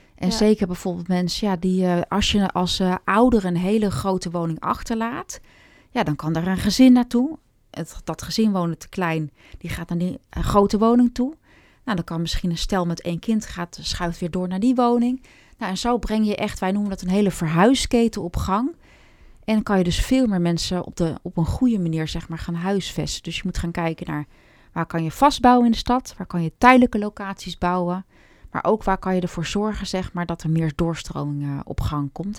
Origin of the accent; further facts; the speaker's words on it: Hoofddorp, North Holland, Netherlands; also born or lived in Amsterdam; ik ben geboren in Amsterdam, maar opgegroeid in Hoofddorp